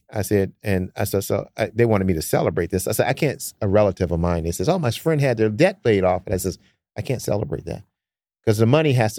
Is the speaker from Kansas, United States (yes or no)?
no; Detroit, Michigan, United States; Like growing up in Detroit, we didn't have a lot of money either.